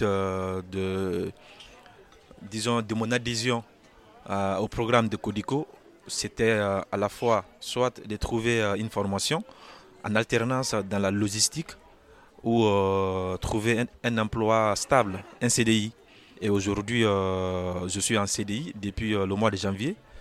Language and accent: French; Guinea; now in France; Je viens de la Guinée